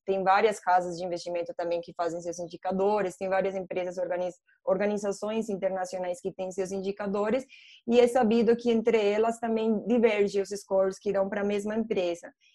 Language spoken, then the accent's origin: Portuguese; Colombia; Portuguese is a second language; moved away as an adult; also born or lived in England; now in Brazil; eu sou colombiana, só para vocês saberem meu sotaque, né? Eu estou no Brasil faz seis anos